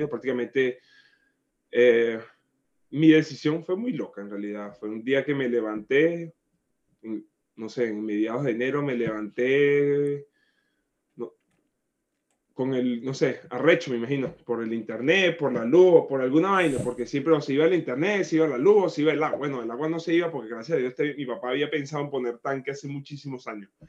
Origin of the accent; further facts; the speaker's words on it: Barquisimeto, Lara, Venezuela; Ah, bueno, yo vengo de Barquisimeto, eh, de la tierra del folclore, de la música